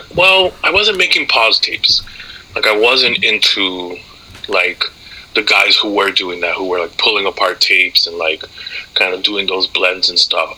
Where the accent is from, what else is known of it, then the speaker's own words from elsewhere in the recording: Amherst, Massachusetts, United States; moved away as an adult; also born or lived in New York City / Dominican Republic; now in Maine, United States; I didn't feel like I was going to college in my hometown. I didn't feel like I was going to college down the street from my high school